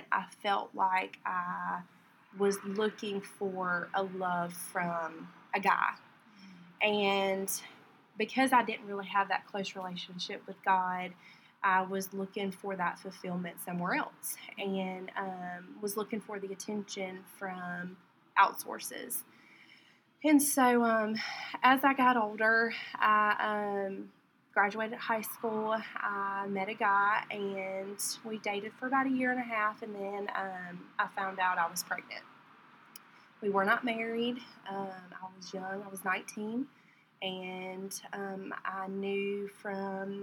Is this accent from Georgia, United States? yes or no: yes; Warner Robins, Georgia, United States; I'm from Warner Robins. I've lived here my whole life